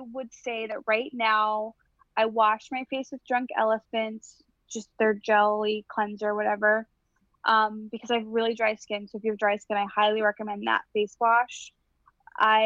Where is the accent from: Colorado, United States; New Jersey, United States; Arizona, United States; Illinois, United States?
Illinois, United States; I'm from Illinois